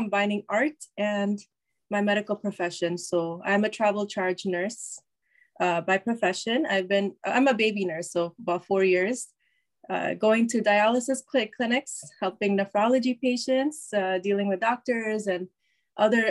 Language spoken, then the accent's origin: English; Chicago, Illinois, United States; I was born in Chicago, Illinois, which is the Midwest, USA.